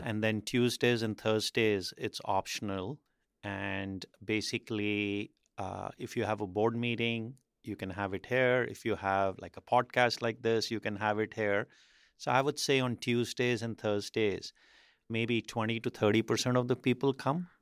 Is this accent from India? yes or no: yes; India; moved away; growing up in India, I think in the eighties